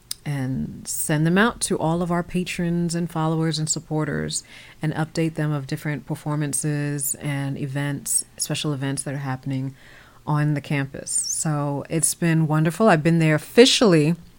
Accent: Virginia, United States; also born or lived in New York; I grew up in Northern Virginia. I was born in New York, but I grew up in Northern Virginia.

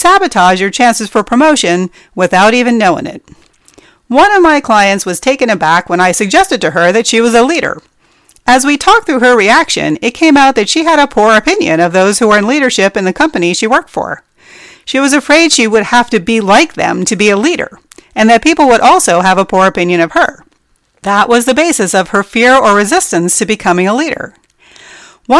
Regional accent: New Jersey, United States; moved away; I grew up in New Jersey

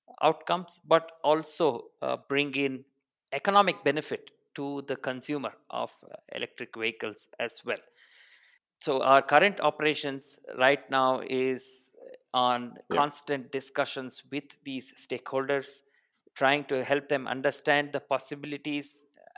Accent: Bangalore, Karnataka, India; also born or lived in Singapore; I was born in Bangalore, born and brought up, I mean, all throughout my life

